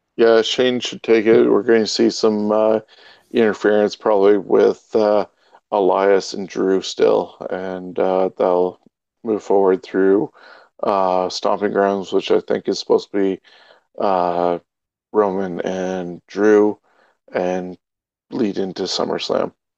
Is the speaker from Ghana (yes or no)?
no; Canada; we are Canadian